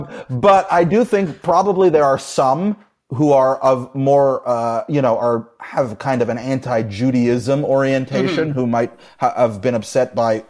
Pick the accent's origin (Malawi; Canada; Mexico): Canada; also born or lived in New York; I went to Jewish day school, and it was, you know, my whole life was Jewish growing up in Canada.